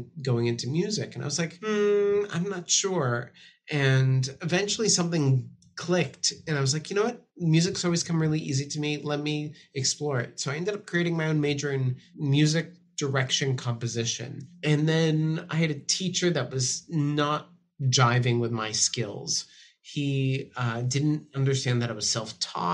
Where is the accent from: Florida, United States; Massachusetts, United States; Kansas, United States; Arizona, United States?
Massachusetts, United States; Framingham; I grew up just outside of Boston in a town called Framingham, Massachusetts